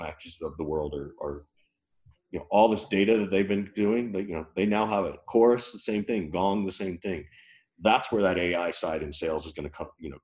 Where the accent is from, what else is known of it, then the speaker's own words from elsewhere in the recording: the South, United States; I grew up in the South.